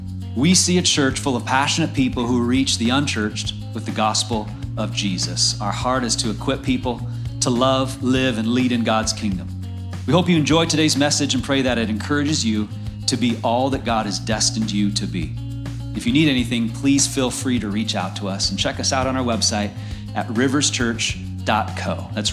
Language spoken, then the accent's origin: English; the Northwest, Pacific Northwest, United States; moved away; I grew up in the Northwest